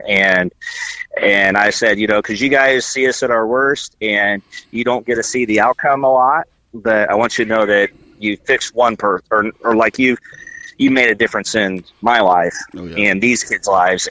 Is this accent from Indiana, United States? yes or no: yes; rural Indiana, United States; I grew up in the middle of a lot of cornfields